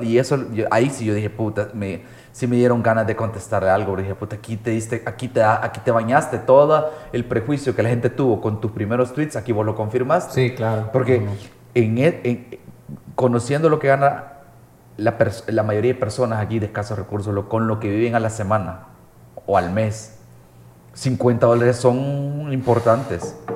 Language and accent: Spanish; El Salvador; Estoy siendo salvadoreño